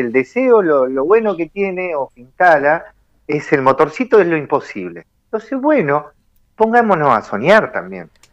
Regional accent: Argentina; somos Argentina

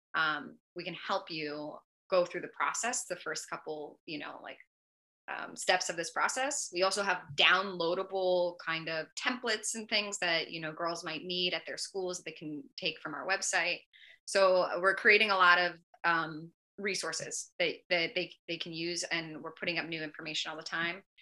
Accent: Northern California, United States; I'm from California. I'm from Northern California

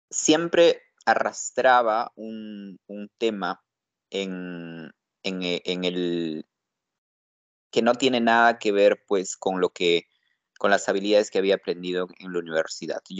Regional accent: Huaraz, Ancash, Peru; Yo vengo de la ciudad de Huaraz y me preparé mucho, me esforcé mucho para estudiar

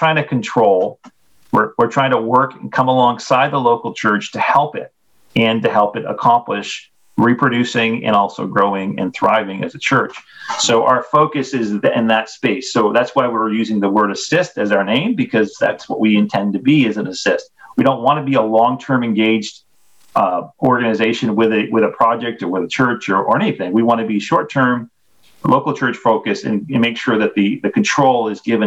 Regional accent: Maine, United States; moved away as an adult; also born or lived in New Brunswick, Canada; I grew up in Maine in an independent Baptist church

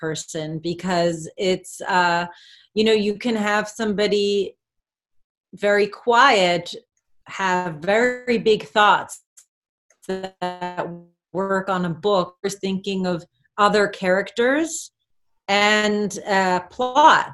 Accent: Berlin, Germany; now in Los Angeles, United States; I'm from Berlin and I live

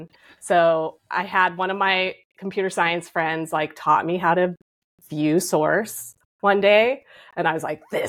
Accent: Cupertino, California, United States; also born or lived in Santa Clara, California; now in New York City, United States; I grew up in California. I grew up in Silicon Valley

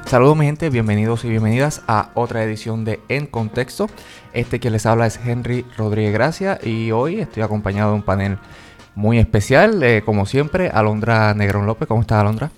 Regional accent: Jayuya, Puerto Rico; yo soy de Jayuya, allá en mi casa estuvimos diez meses sin luz

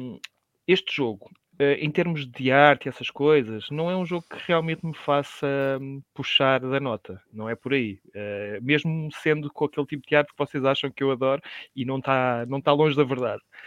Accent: Portugal; sou português

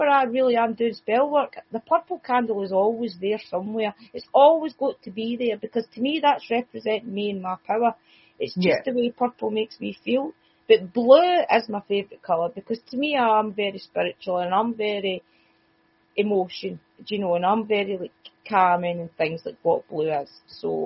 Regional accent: Scotland, United Kingdom; accent: Scottish; my Scottish accent

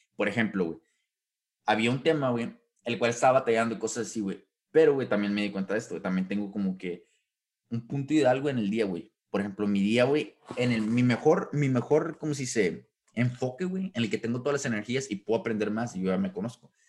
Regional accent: Mexico; como buen mexicano

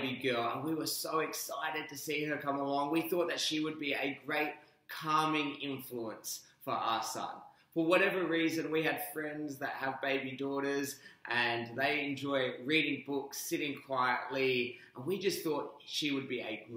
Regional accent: Perth, Western Australia, Australia; also born or lived in Melbourne, Australia; now in Brisbane, Australia; I'm formerly from Melbourne, but I grew up in Perth to Sri Lankan and American parents.

